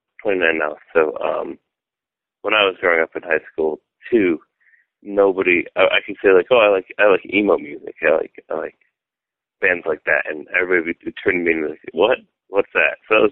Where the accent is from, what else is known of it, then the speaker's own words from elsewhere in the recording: Fenton, Michigan, United States; I was born in Southfield, Michigan, but I was raised in Fenton, Michigan, which is a relatively small town.